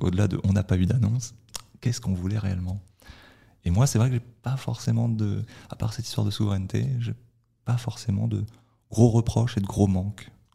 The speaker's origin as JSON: {"language": "French", "country": "France", "said": "je suis français"}